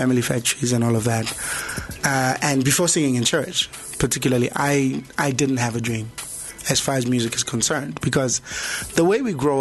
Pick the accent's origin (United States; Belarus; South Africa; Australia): South Africa; Soshanguve, Gauteng; I was a boy from Soshanguve